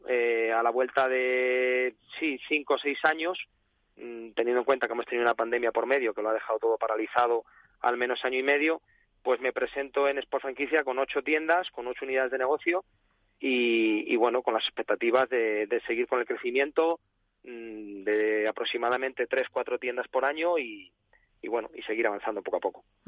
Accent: Salamanca, Castile and León, Spain; now in Sanlúcar de Barrameda, Spain; yo soy salmantino, ¿no? Yo soy de Salamanca.

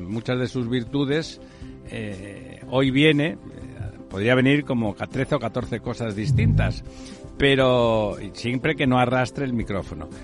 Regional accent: Barcelona, Catalonia, Spain; moved away; en Barcelona, en Barcelona, en mi pueblo

